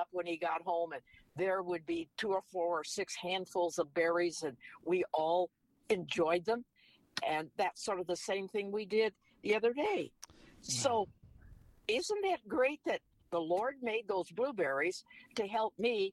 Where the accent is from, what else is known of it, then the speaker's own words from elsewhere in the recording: Wisconsin, United States; moved away; when I was growing up in Wisconsin part of my life